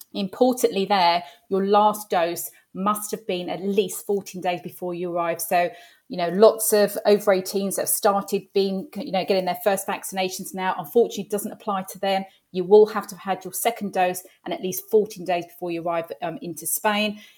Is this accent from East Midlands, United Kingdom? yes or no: no; London, United Kingdom; moved away as an adult; now in Hertfordshire, United Kingdom; I am a Londoner, born and bred. I live in Hertfordshire now and have done for the past twenty-five years. But, um, yeah, North London girl